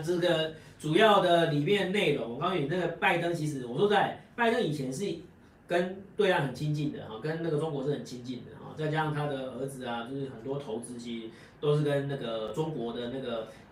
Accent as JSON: {"language": "Chinese", "country": "Taiwan", "said": "我们台湾人最爱用的那个苹果手机"}